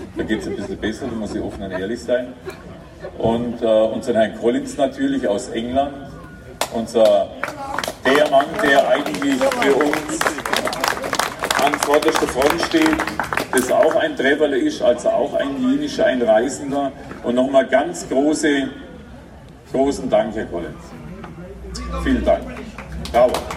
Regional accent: Ichenhausen, Bavaria, Germany; von Ichenhausen sind da, von meinem Geburtsort

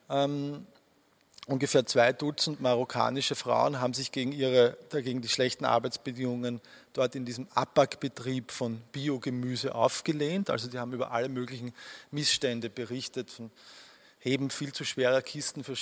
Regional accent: Austria; Ich bringe die zwei immer durcheinander als Österreicher.

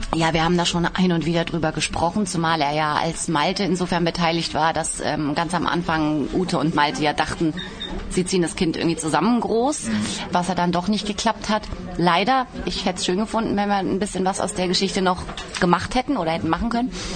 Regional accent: Baden-Baden, Baden-Württemberg, Germany; Ich komme aus Badebade.

